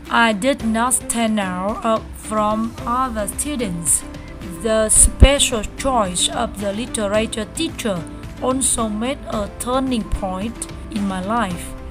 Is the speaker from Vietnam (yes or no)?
yes; Tuyên Quang, Vietnam; English is a second language; I was born in Tuyên Quang province, 170 kilometers from Hanoi capital.